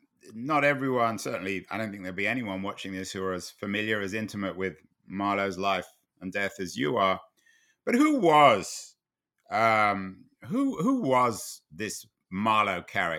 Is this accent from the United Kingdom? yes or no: yes; London, United Kingdom; I mean, I grew up in London, and Deptford then was about the last place in the world you ever wanted to be, on the south bank of the River Thames.